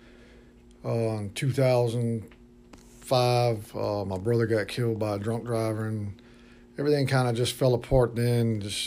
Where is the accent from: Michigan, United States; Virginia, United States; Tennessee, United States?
Virginia, United States; Norfolk; I grew up, born and raised in Norfolk, Virginia, a neighborhood called Ocean View